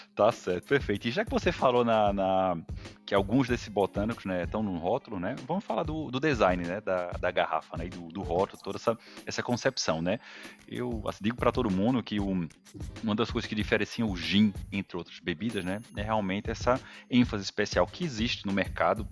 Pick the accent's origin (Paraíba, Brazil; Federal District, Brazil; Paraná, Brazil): Paraíba, Brazil; Campina Grande; accent: nordestino; also born or lived in Sergipe; eu venho do nordeste. É, lá é de Arauz Lima, de Campina Grande, na Paraíba